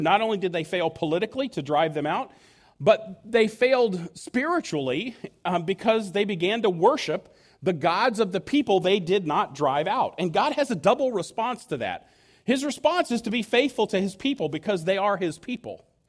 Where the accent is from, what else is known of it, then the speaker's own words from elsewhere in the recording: United States; I could not have been more proud to have been an American.